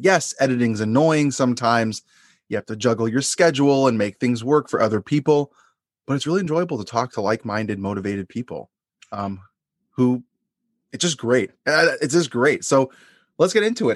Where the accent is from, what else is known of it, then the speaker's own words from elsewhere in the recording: Long Island, New York, United States; the area that I grew up in Long Island